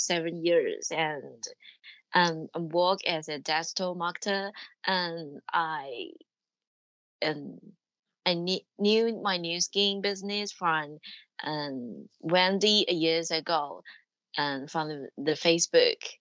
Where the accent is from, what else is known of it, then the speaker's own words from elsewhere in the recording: Taiwan; moved away as an adult; also born or lived in Japan; I'm from Taiwan and live in Taiwan right now. And but I used to live in Japan for about eight years